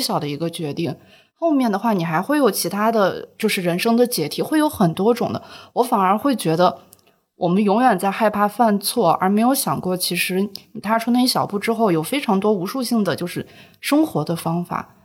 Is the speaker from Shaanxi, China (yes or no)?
yes; Shaanxi, China; moved away as an adult; also born or lived in Xi'an; now in Shanghai, China; 我是从陕西出来的